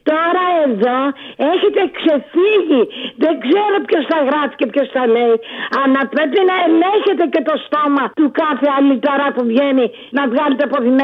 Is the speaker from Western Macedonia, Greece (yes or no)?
no; Athens, Attica, Greece; Ναι, εγώ είμαι Αθηναία. Δεν πειράζει. Τι να κάνω. Δεν έχω χωριό δυστυχώ.